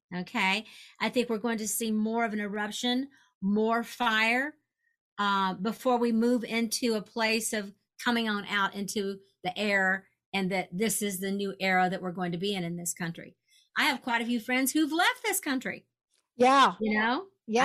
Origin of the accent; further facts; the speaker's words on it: Kentucky, United States; I grew up in Kentucky, so I'm aware of the you know the uh, Derby